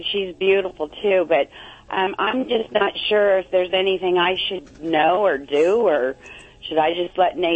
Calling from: Huntington Beach, California, United States; I'm in Huntington Beach.

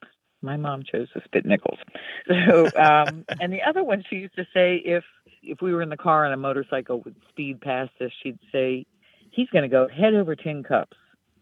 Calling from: Genoa, New York, United States; I am calling from Genoa, New York.

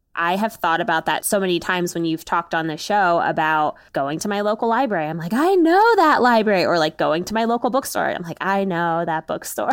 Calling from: Maryland, United States; I am calling from Maryland, where I live with my husband

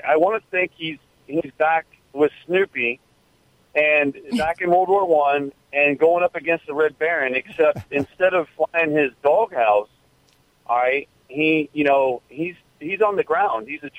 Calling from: Weeki Wachee, Florida, United States; Calling from Wikiwaki, Florida.

